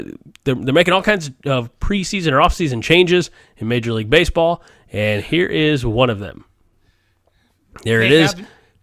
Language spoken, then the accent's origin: English; St. Louis, Missouri, United States; You know, see, I'm from the St. Louis area. I'm a Cardinals fan, and I was 16 in the summer of 98, the big home run race.